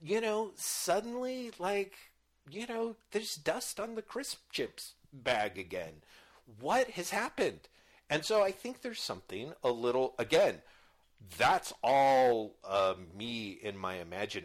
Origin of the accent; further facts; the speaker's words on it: United States; being an American